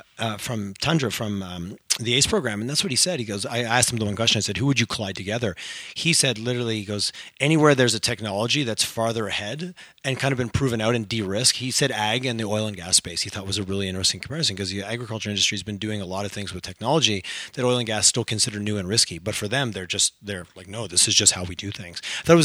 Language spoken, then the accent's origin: English; Canada; We're so Canadian. We're so bad at telling our own stories.